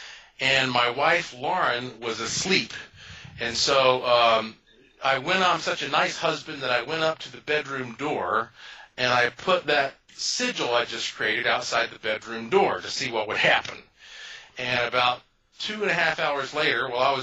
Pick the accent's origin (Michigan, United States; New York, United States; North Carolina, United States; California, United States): North Carolina, United States; Asheville; I was born and raised in Asheville, North Carolina, which is the heart of the oldest mountains in North America.